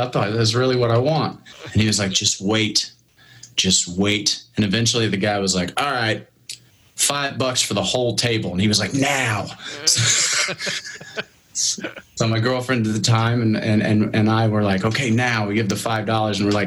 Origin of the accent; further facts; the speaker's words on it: Alexandria, Indiana, United States; I'm Central Indiana, born and raised. Alexandria, Indiana is where I was.